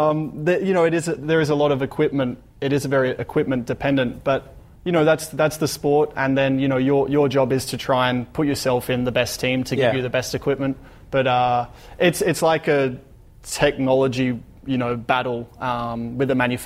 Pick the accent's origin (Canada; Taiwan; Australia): Australia; growing up in Australia, you know, growing up with sunshine and, you know, live close to the beach